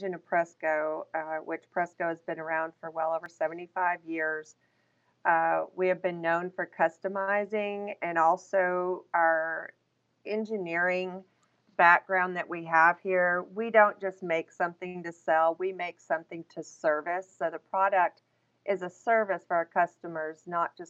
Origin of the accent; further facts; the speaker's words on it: Texas, United States; I am Texas born and raised.